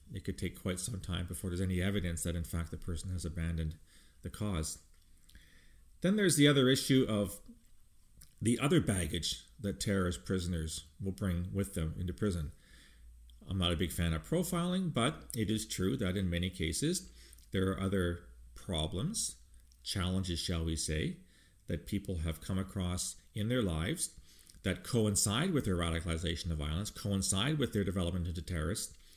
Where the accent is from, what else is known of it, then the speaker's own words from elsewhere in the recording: Canada; speaking as a Canadian